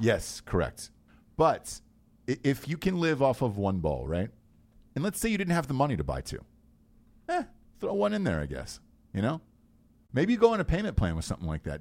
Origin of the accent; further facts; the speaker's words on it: Georgia, United States; I grew up in Georgia